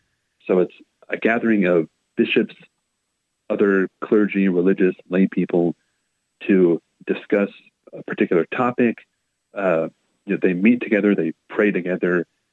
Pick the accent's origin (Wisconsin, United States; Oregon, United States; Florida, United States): Oregon, United States; Portland; moved away; I grew up born and raised in the Archdiocese, couple different locations, all within the kind of Portland metro or Willamette Valley area.